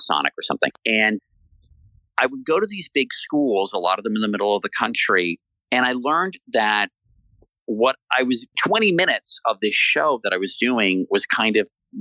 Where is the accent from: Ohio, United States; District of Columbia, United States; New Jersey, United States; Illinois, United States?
District of Columbia, United States; Washington; I grew up in Washington, D.C., going to Mount Vernon